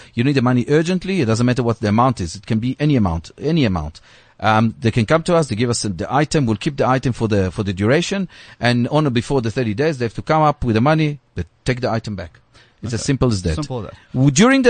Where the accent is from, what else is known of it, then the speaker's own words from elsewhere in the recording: South Africa; So we're proudly South African.